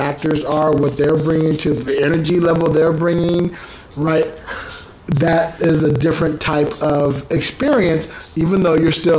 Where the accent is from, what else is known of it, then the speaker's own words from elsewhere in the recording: United States; moved away; I'm American